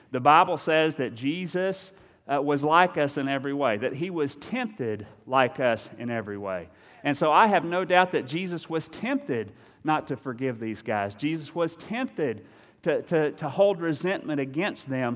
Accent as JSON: {"language": "English", "region": "Eastern Kentucky", "country": "United States", "said": "I'm from Eastern Kentucky"}